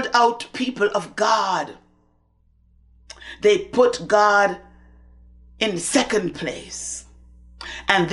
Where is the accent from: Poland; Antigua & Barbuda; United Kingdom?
Antigua & Barbuda; I grew up in the Methodist Church in Antigua